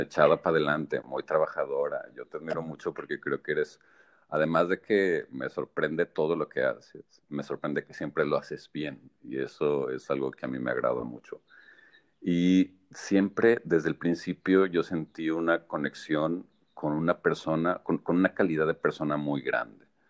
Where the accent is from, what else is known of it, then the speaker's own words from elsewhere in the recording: Aguascalientes, Mexico; moved away; also born or lived in Monterrey, Mexico / Toronto, Canada; Yo soy orgullosamente aguascalentense, hidrocálido.